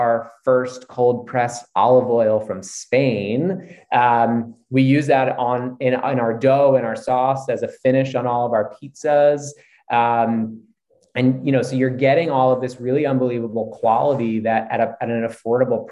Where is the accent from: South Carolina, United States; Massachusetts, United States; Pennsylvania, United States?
Pennsylvania, United States; Philadelphia; now in Beverly Hills, United States; East Coast. Grew up in Philadelphia